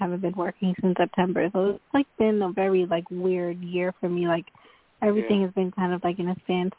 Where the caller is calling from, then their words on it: Long Island, New York, United States; I'm calling from Long Island, New York.